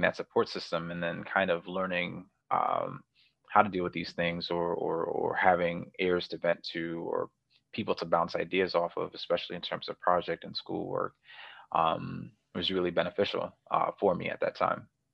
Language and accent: English; New York, United States; moved away as an adult; also born or lived in Cleveland, Ohio; it was really different growing up in New York and then transitioning to Cleveland, Ohio